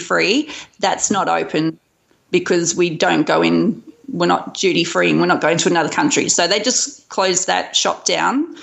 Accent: Brisbane, Queensland, Australia; my hometown. I live in Brisbane

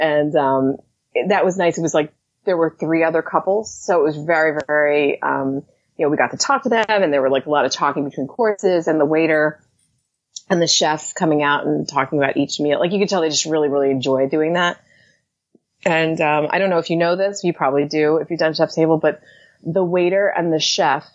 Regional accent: New Jersey, United States; I'm from New Jersey

